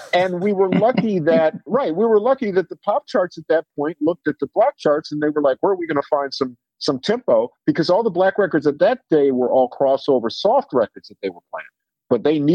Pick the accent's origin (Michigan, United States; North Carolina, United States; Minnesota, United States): Minnesota, United States; Minneapolis; growing up in Minneapolis